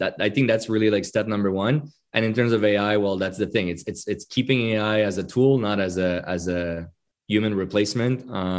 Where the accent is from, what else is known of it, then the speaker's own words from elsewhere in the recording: Quebec, Canada; right? So you can imagine it's a French Canadian, it's a Quebecois name. Being French Canadian